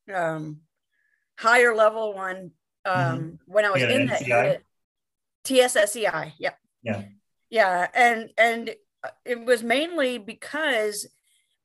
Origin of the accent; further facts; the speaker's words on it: Charleston, South Carolina, United States; moved away; I'm originally from Charleston, South Carolina